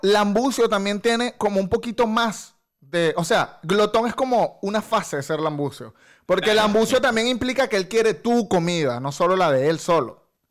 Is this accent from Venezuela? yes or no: yes; Venezuela; moved away as an adult; now in Spain; los venezolanos hablamos como mandando